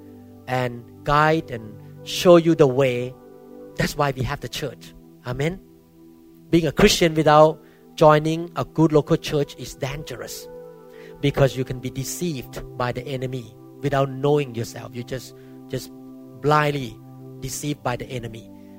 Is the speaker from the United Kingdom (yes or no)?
no; Thailand; moved away; my background when I grew up in Thailand